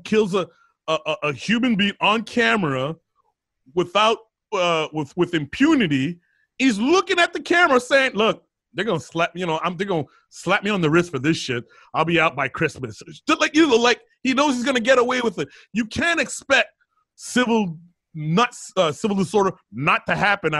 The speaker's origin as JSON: {"language": "English", "town": "Ottawa", "region": "Ontario", "country": "Canada", "said": "I lived in the suburbs, I'm from Ottawa."}